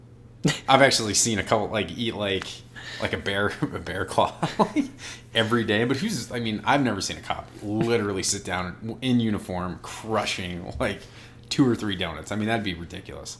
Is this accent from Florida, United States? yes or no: no; Boston, Massachusetts, United States; I'm from Boston